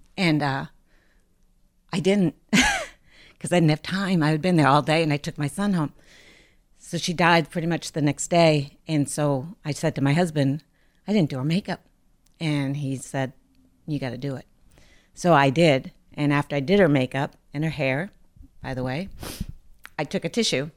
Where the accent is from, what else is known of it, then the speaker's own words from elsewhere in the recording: Lynn, Massachusetts, United States; I grew up in Lynn. I live in Lynn now still